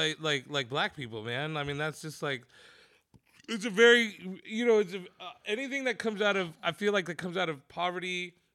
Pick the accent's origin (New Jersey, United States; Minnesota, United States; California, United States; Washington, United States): California, United States; I'm so ready to be offended by everything because I'm from the Bay.